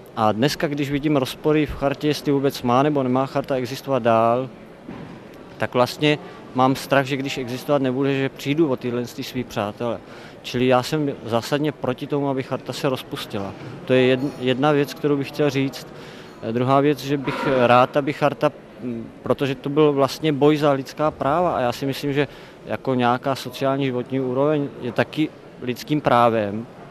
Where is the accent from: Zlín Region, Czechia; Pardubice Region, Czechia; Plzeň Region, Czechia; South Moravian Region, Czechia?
South Moravian Region, Czechia; Brno; Já jsem z Brna